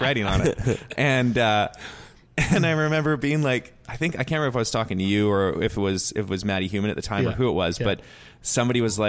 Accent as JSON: {"language": "English", "area": "West Coast", "region": "British Columbia", "country": "Canada", "said": "I'm from the West Coast"}